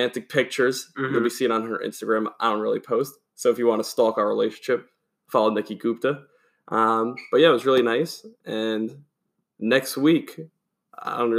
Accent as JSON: {"language": "English", "region": "New York", "country": "United States", "said": "as a New Yorker"}